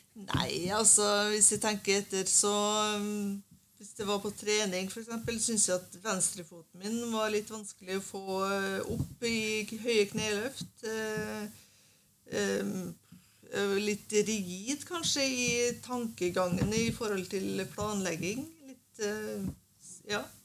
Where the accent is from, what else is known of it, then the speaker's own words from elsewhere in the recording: Sunndalsøra, Møre og Romsdal, Norway; now in Bærum, Norway; Jeg er egentlig fra Nordmøre. Fra Sunndalsøra